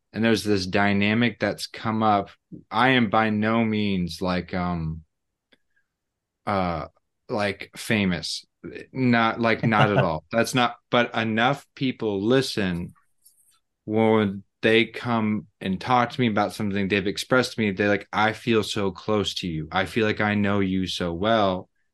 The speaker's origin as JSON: {"language": "English", "region": "Missouri", "country": "United States", "said": "I'm from Missouri and I'm married"}